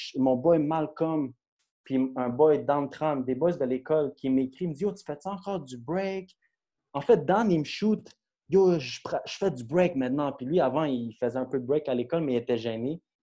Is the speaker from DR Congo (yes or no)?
no; Brossard, Quebec, Canada; also born or lived in Longueuil; je viens de Brossard, dans le fond. Euh, je suis né à Longueuil, mais j'ai grandi à Brossard dans le secteur